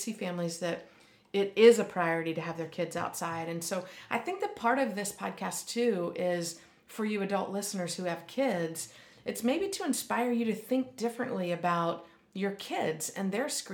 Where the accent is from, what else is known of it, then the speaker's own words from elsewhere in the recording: Pennsylvania, United States; I grew up in Pennsylvania